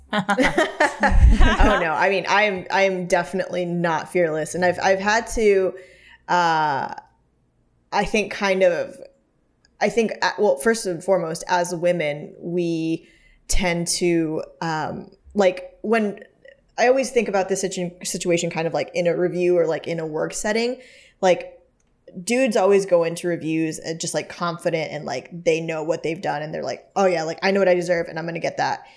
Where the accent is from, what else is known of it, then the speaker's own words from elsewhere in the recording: the South, United States; moved away; we are very, very friendly in the South